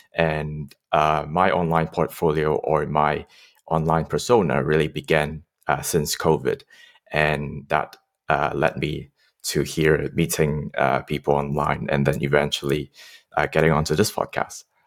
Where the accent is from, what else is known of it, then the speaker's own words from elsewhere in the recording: Hong Kong; I grew up in Hong Kong